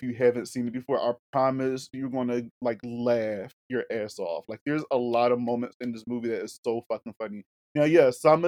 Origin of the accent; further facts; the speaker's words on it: Northeast, United States; I used to see it a lot here in my hometown